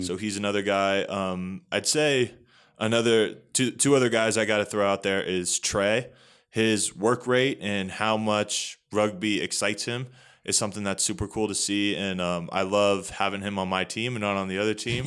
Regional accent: Northern Virginia, United States; moved away as an adult; now in Colorado, United States; So, I'm from Northern Virginia, uh, pretty close pretty close to the D C area, so about thirty minutes outside of D C.

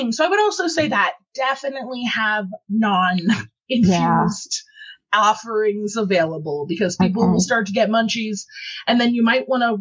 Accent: Ohio, United States; moved away as an adult; I came from Ohio where it was legal for you know years when I was consuming before I moved out here, so I know the struggle is real.

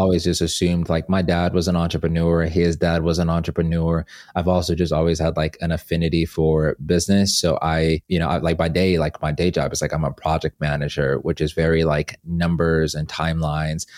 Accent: Atlanta, Georgia, United States; moved away as an adult; also born or lived in Zimbabwe; now in Los Angeles, United States; About sixteen of those years were spent in Atlanta

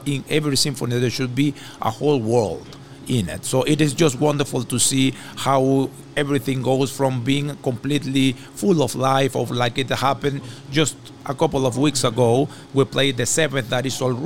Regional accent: Venezuela; moved away as an adult; now in Montreal, Canada; I come from Venezuela.

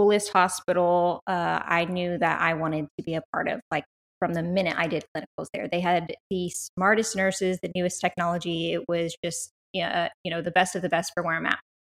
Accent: South Texas, United States; I am born and raised in South Texas.

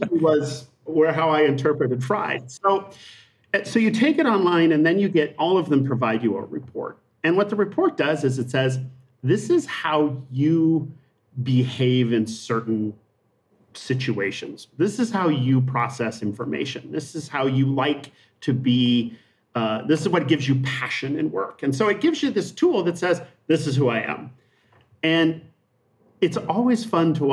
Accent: Montana, United States; moved away; I grew up in Montana.

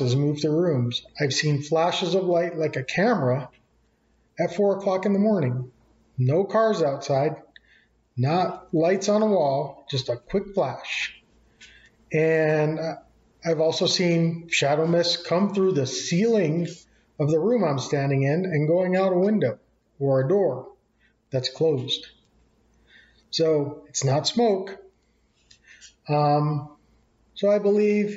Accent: New Mexico, United States; I'm from New Mexico

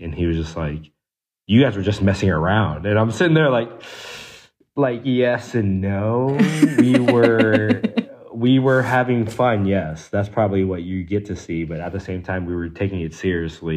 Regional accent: DMV, United States; I'm also from the DMV

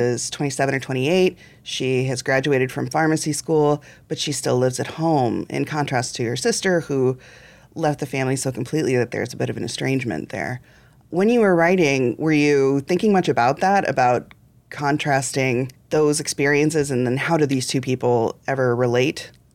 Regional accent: central Illinois, United States; I was growing up in central Illinois

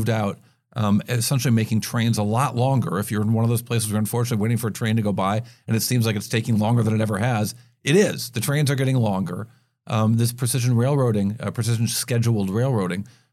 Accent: upstate New York, United States; accent: long a's (nasal); also born or lived in Midwest; I was born in the Midwest, grew up in upstate New York

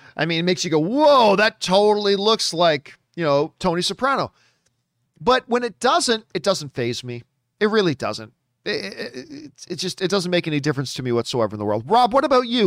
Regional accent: Canada; as a Canadian

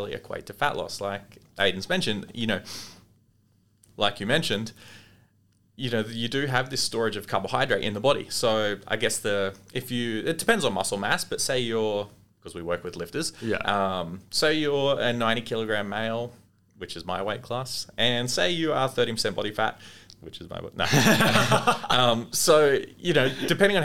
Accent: Australia; As Australian dietitians

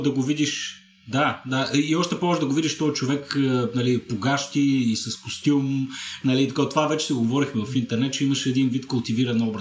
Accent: Shumen, Shumen Province, Bulgaria; сега съм живял в 6 държави, а, в 3 български града, нали, от Шумен съм

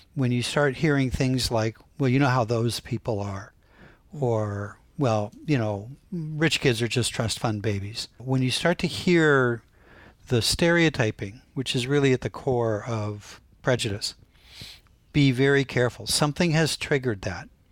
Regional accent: Canton, Ohio, United States; growing up in Canton, Ohio

